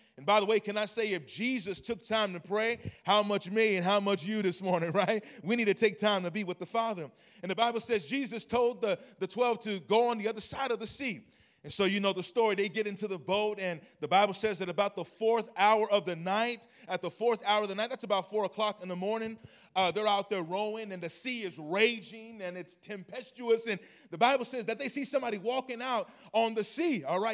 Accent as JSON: {"language": "English", "town": "Long Beach", "region": "California", "country": "United States", "said": "I'm originally from Long Beach, California."}